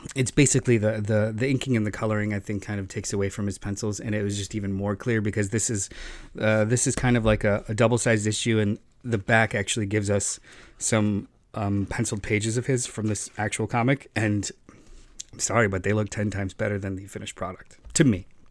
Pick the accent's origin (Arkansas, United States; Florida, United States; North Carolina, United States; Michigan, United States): Florida, United States; growing up in Florida